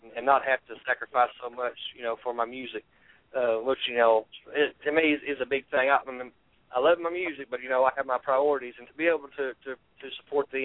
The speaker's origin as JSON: {"language": "English", "region": "East Tennessee", "country": "United States", "said": "I'm from East Tennessee"}